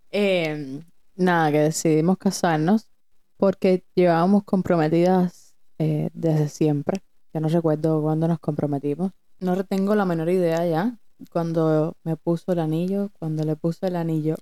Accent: Cuba; also born or lived in Broward County, Florida; now in Florida, United States; nosotras venimos de Cuba, tampoco es que eso. Venimos de Cuba y en Cuba ni siquiera nos podemos casar.

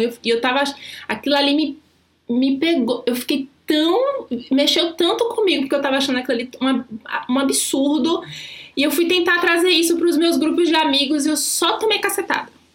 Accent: Salvador, Bahia, Brazil; now in São Paulo, Brazil; sou, sou de Salvador

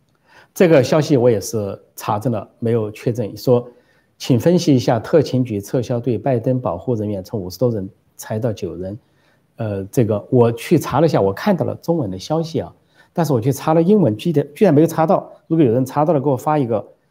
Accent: Guangdong, China; now in Taiwan; 我海广东的，我海台湾，就是我在我是广东人，我在台湾。

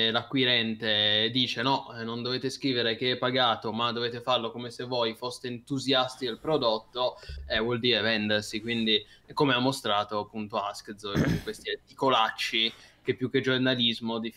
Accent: Cuneo, Piedmont, Italy; io sono di Cuneo, io sono nato a Cuneo, però quindi potrei anche tifare, no?

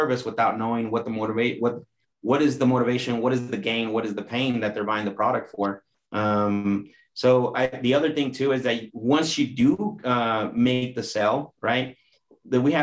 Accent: Phoenix, Arizona, United States; also born or lived in Mexico; I'm from Arizona, pretty much, technically

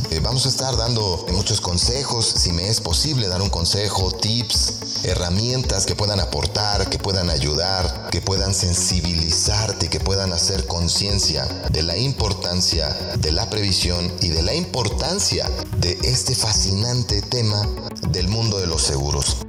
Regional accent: Mexico; also born or lived in State of Mexico; soy mexicano, eh, vivo en el Estado de México

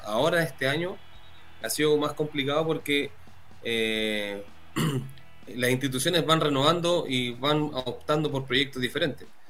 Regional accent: Chile; somos todos chilenos

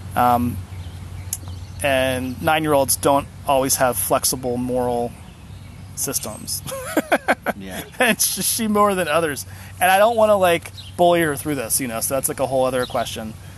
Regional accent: Central Ohio, United States; I grew up in Central Ohio, where like you get outside of Columbus and it's like nothing but corn and soy fields

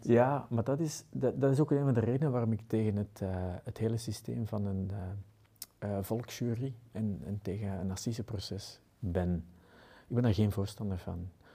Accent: Antwerp, Flanders, Belgium; bij ons in Antwerpen

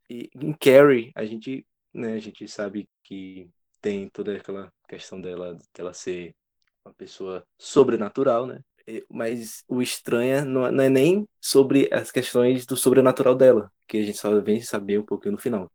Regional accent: Brazil; o nosso dialeto, o nosso brasileiro

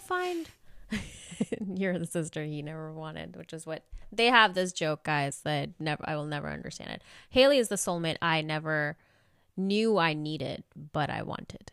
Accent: India; moved away; I, I'm from India.

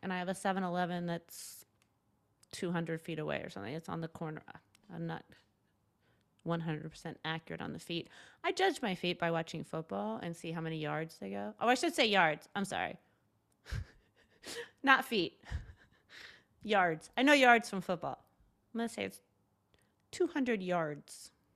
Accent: Southern California, United States; moved away as an adult; also born or lived in New York City, United States; now in Los Angeles, United States; I grew up in Southern California, nicer neighborhood

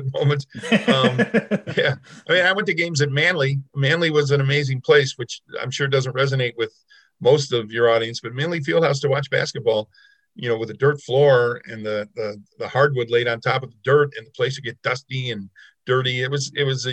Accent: Lockport, New York, United States; also born or lived in Syracuse; I did a little radio work in my hometown in Lockport as a high school student

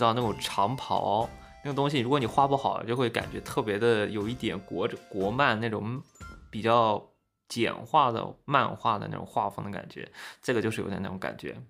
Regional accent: China; 所以说我一般都是日文或者英文回复，所以说你也看不出来我是中国人还是日本人之类的，对吧？

